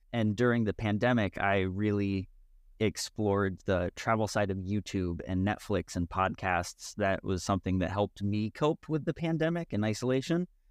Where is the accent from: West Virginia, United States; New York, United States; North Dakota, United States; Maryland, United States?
West Virginia, United States; I grew up in West Virginia